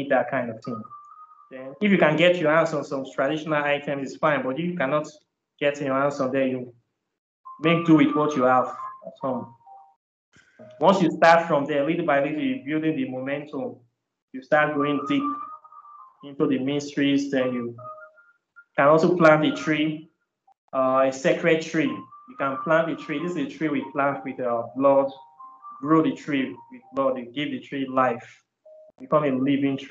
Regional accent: Nigeria; moved away as an adult; All my life, I grew up in Nigeria. I was up to 31 years

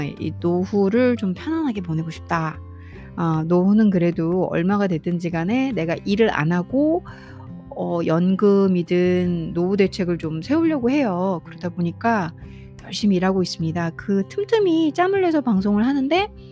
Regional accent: South Korea; first language Korean; 저는 어, 한국 사람으로서 영어를 하는 상황이기 때문에

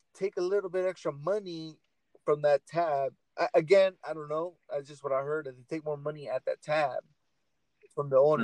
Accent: Portland, Oregon, United States; I'm from Portland

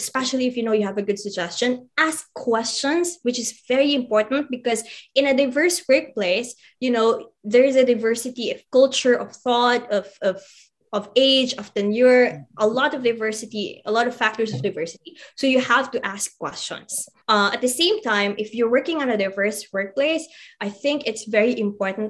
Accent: Philippines; as a Filipino, specifically as a Filipino

